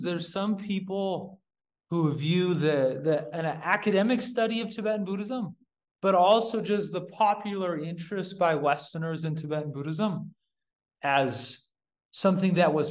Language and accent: English; Yuba City, California, United States; moved away as an adult; also born or lived in Utah; now in India; I grew up in Yuba City, California